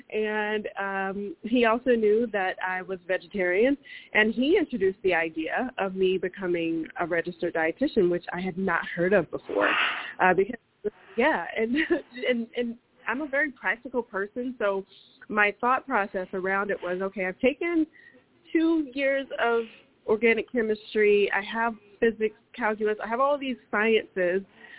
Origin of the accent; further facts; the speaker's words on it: the South, United States; And growing up in the South, we always had access to it, and that was one of my favorites.